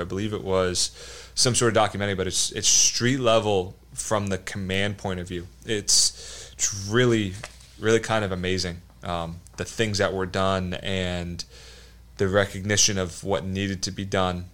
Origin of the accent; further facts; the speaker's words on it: New Jersey, United States; moved away as an adult; also born or lived in North Carolina; I grew up in New Jersey. I grew up, uh, in South Jersey.